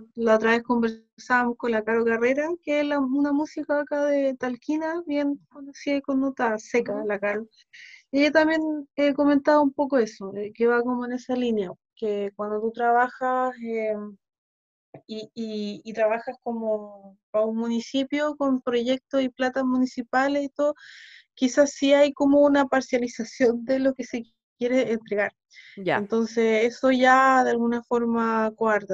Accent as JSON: {"language": "Spanish", "country": "Chile", "tie": "born or raised there", "also_born_or_lived": "Ukraine / Sweden", "said": "Yo acá llegué chica igual, yo acá llegué como a los siete años"}